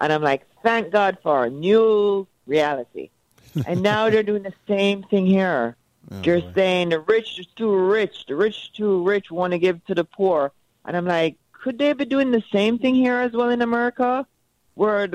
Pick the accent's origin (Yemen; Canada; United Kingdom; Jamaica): Jamaica; now in Florida, United States; I grew up in Jamaica, and I grew up, you know, as you'd say, a rich Jamaican